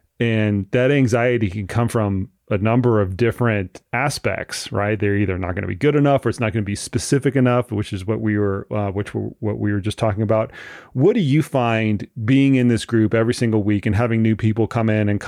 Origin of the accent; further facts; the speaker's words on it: Florida, United States; now in Colorado Springs, United States; I come from Florida and our camps are in Colorado Springs, 6,000 feet.